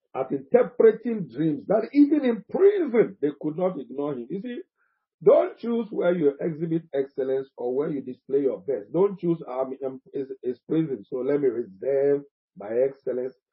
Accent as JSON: {"language": "English", "country": "Ghana", "said": "I am a Ghanaian."}